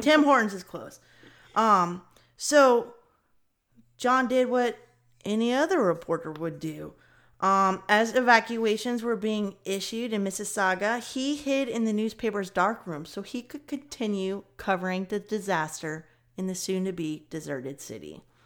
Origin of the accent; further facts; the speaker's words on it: Kentucky, United States; I'm from Kentucky